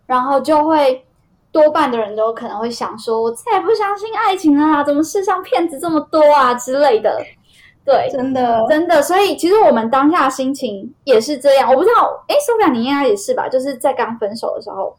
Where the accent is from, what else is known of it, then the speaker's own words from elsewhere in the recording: southern Taiwan, Taiwan; moved away as an adult; also born or lived in Taoyuan; 我也从桃园搬回了南部的老家